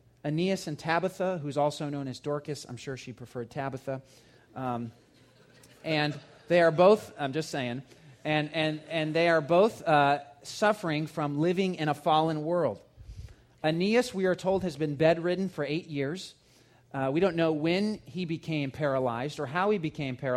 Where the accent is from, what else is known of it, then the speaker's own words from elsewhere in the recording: Georgia, United States; When I was a kid growing up in Georgia